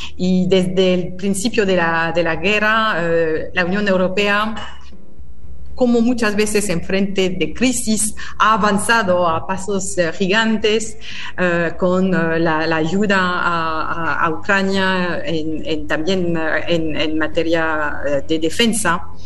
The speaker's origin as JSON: {"language": "Spanish", "country": "France", "second_language": "Spanish", "moved": "as an adult", "lives_now": "Argentina", "said": "yo soy francesa"}